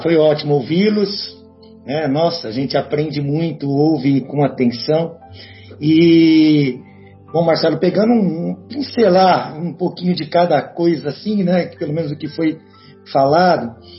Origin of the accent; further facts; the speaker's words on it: Guaxupé, Minas Gerais, Brazil; minha cidade natal de Guaxupé